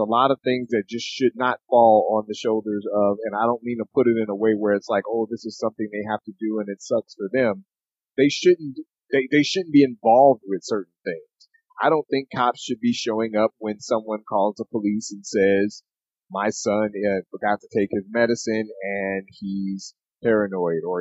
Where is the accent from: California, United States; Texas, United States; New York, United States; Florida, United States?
California, United States; Oakland; Growing up in Oakland